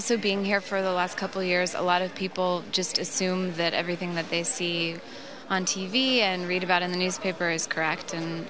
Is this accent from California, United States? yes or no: yes; Palos Verdes, California, United States; moved away as an adult; now in Tel Aviv, Israel; I grew up in Palos Verdes, so outside of L.A., a suburb.